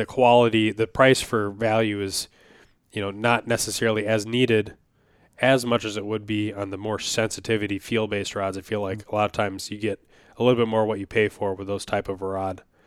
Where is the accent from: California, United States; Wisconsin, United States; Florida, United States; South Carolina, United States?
Wisconsin, United States; now in Minnesota, United States; I grew up in Wisconsin for at least a lot of my memorable childhood. You know, I lived in a couple places when I was very young